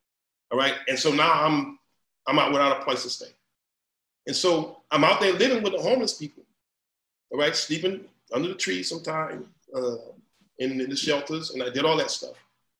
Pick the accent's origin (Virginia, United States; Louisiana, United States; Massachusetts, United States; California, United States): Louisiana, United States; New Iberia; I'm from Louisiana, I'm from the bottom, I'm from the boot, all right? I'm from New Iberia, Louisiana, I'm from the boot, I mean the mud.